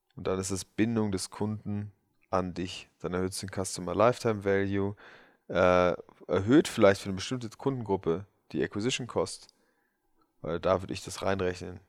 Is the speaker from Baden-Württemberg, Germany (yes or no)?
no; Berlin, Germany; wo ich, wo ich aufgewachsen bin, Wilmersdorf 10711 für alle Berliner Halensee